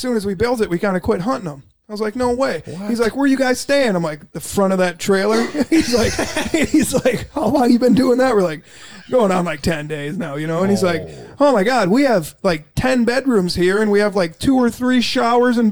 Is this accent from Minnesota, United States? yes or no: yes; Minnesota, United States; I'm from Minnesota